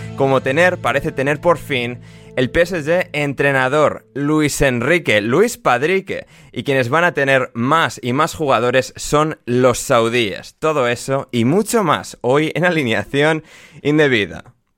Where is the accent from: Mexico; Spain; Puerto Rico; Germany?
Spain; somos españoles